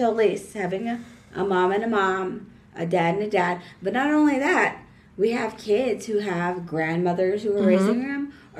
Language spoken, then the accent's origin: English; San Antonio, Texas, United States; I'm from San Antonio.